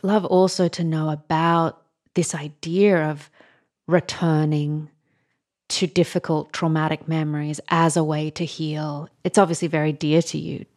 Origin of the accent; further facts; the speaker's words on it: Australia; as an Australian